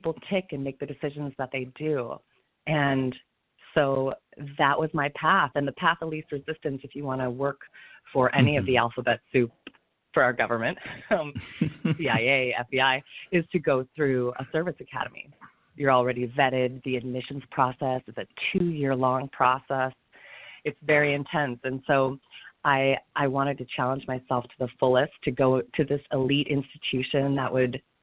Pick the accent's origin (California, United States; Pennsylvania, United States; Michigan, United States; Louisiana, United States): Michigan, United States; East Lansing; now in New York, United States; I was born and raised in East Lansing, Michigan.